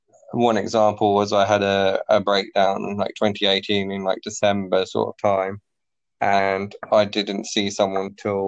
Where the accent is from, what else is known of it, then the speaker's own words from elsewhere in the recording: London, United Kingdom; now in Australia; I'm from London too.